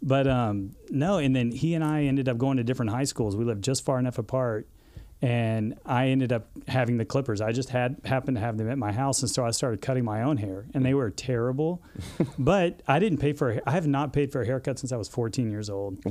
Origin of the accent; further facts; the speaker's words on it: Dallas, Texas, United States; also born or lived in Odessa, Texas; I grew up in Texas in the suburbs, and um, you know moved around a little bit with my dad.